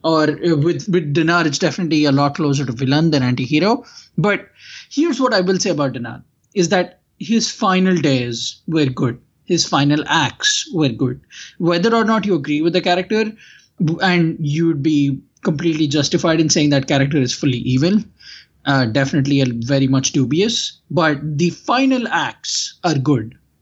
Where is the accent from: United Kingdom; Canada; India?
India; now in United States; growing up in India